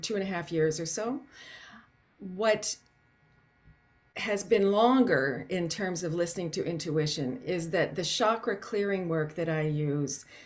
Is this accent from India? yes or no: no; Canton, Ohio, United States; when I was a child growing up in Canton, Ohio